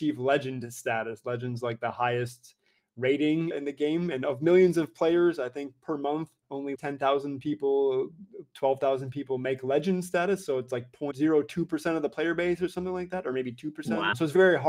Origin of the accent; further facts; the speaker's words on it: United States; moved away as an adult; now in Europe; I currently reside, though I am an American citizen, in Europe